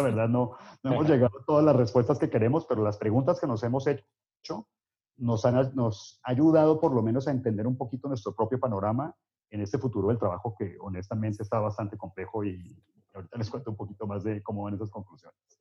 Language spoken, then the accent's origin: Spanish; United States; yo, nací en Estados Unidos